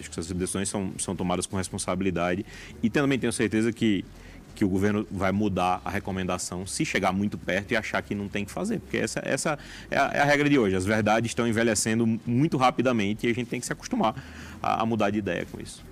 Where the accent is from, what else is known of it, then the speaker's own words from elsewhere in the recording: João Pessoa, Paraíba, Brazil; moved away as an adult; also born or lived in São Paulo / New York; now in Brasília, Brazil; Nasci em João Pessoa, fiz faculdade lá, depois fui para São Paulo, estudei lá na USP, depois no Sírio Libanês, vim para Brasília, daqui fui para Nova York, morei lá, voltei um pouco para cá